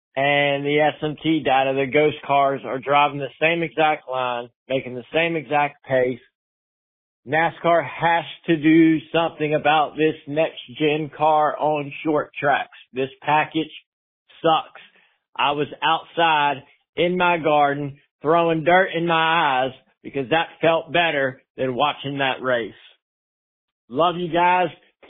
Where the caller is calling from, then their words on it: Roanoke, Virginia, United States; I'm calling from Roanoke, Virginia.